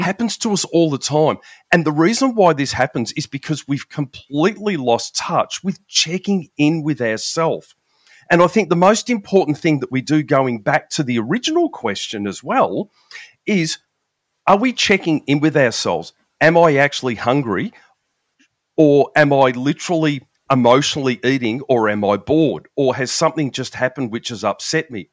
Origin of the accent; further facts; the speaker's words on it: Melbourne, Victoria, Australia; I'm from Melbourne in Australia, down the very bottom of the big island of Australia there